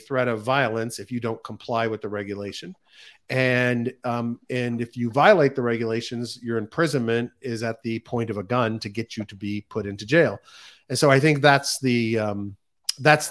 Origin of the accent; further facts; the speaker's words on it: United States; being an American